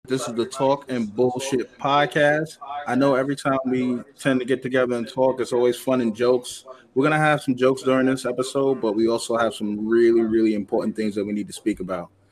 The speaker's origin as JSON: {"language": "English", "region": "New York", "country": "United States", "said": "we are from New York"}